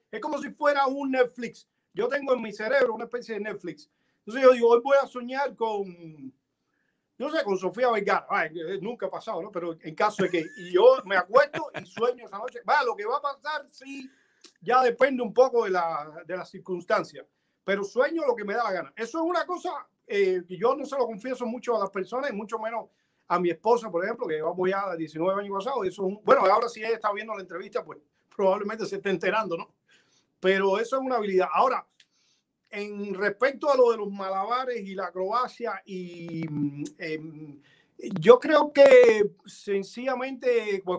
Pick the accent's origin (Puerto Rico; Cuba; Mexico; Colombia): Cuba; Punta Brava, Havana; born there; yo nací en Punta Brava, un pueblo muy pequeño que está en la afuera de, de, La Habana, muy cerca de Santa Fe y de Bauta